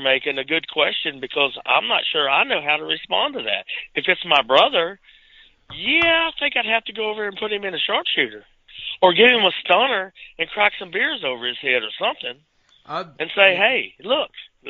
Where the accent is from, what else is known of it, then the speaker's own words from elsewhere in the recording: Petersburg, West Virginia, United States; When I grew up in West Virginia, I graduated. I did graduate, but I spent most of my time at Petersburg High School in West Virginia.